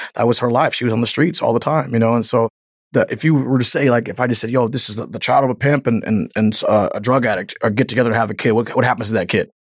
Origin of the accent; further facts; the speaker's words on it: Seattle, Washington, United States; some Seattle kid